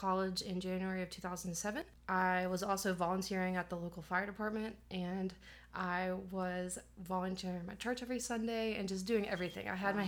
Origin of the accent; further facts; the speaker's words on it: Jefferson, Georgia, United States; moved away as an adult; also born or lived in Athens, Georgia; now in Anderson, United States; I was born in Athens, raised in the Jefferson area right outside of Athens